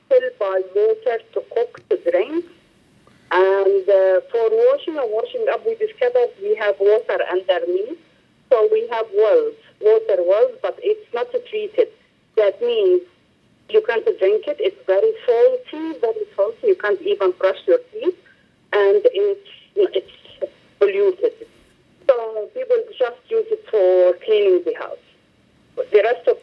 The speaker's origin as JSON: {"language": "English", "town": "Beirut", "region": "Mount Lebanon", "country": "Lebanon", "tie": "born or raised there", "said": "I was born in Burj al Barajni camp"}